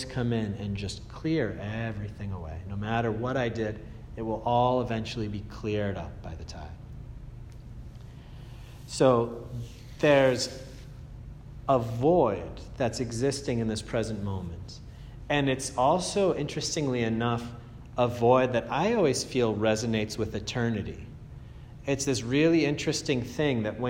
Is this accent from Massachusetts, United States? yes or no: yes; Andover, Massachusetts, United States; I come from Andover